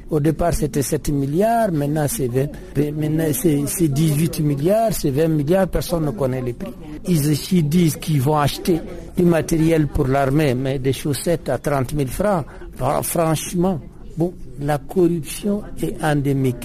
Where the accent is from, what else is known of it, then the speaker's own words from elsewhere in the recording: the North, northern Mali, Mali; je suis du Nord